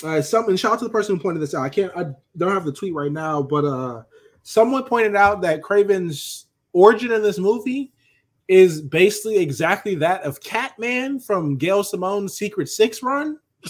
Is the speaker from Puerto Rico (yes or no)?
yes; Puerto Rico; I'm Puerto Rican. I ain't black.